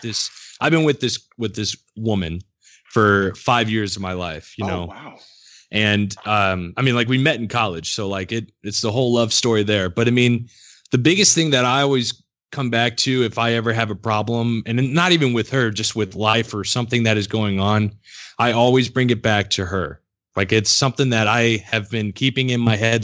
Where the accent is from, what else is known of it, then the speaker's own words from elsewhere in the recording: United States; also born or lived in Illinois side of St. Louis area; now in Missouri, United States; I grew up around St. Louis, like all my life